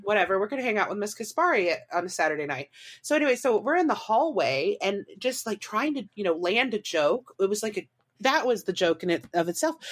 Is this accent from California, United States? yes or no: no; Warrensburg, Missouri, United States; I actually went to school there, U C M, University of Central Missouri